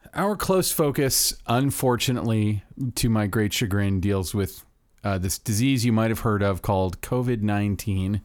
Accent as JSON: {"language": "English", "region": "Florida", "country": "United States", "tie": "born or raised there", "said": "my home state of Florida"}